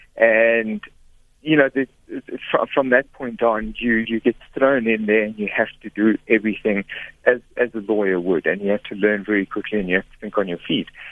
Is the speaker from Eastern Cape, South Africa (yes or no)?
no; Pretoria, Gauteng, South Africa; I was born in Pretoria, in Sunnyside in Pretoria